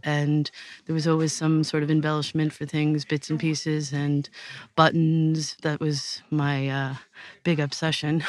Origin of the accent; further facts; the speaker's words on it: United States; moved away as an adult; also born or lived in Clonagowan, Ireland; now in Portarlington, Ireland; I'm from the States originally, and uh, with um, Irish parents